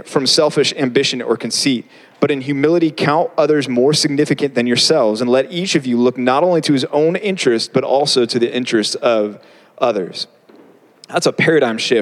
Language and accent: English; Texas, United States; I grew up in Texas, so I had a big open field behind me